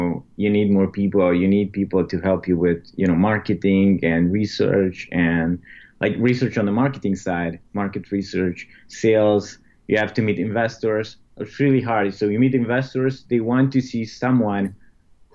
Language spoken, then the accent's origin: English; Romania; moved away as an adult; we're from Romania.